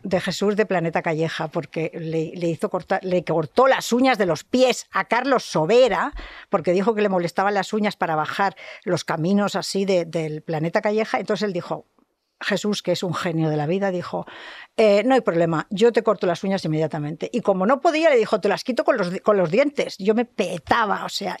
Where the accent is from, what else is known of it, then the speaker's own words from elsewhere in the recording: Catalonia, Spain; soy catalana